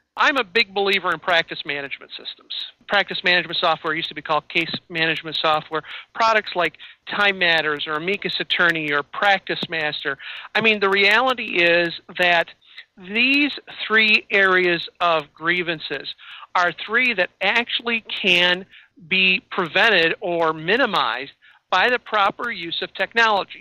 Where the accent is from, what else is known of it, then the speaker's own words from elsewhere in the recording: Illinois, United States; now in Wisconsin, United States; I'm in I'm in Wisconsin but I come from Illinois